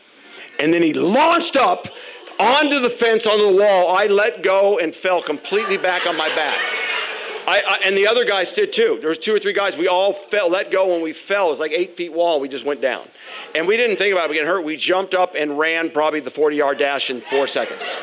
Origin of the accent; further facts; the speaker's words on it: Phoenix, Arizona, United States; when I was growing up in Arizona, Phoenix, Arizona, in our neighborhood